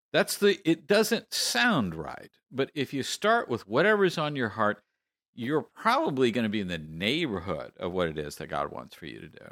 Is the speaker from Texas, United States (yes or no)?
yes; Texas, United States; I am from Texas